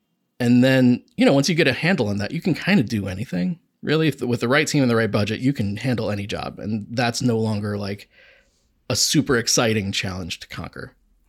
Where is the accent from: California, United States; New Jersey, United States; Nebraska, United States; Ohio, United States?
Ohio, United States; Akron; Like I grew up in Akron and I was doing advertising there.